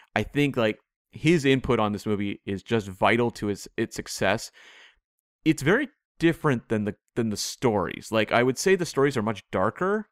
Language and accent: English; Canada; I'm Canadian, I'm not American